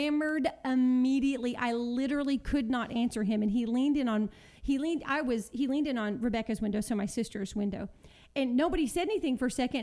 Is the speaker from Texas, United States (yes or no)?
yes; Texas, United States; moved away; we're all from Texas. Our families are still there